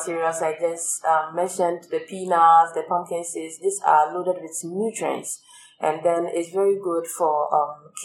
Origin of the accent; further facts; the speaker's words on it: Ghana; growing up in Ghana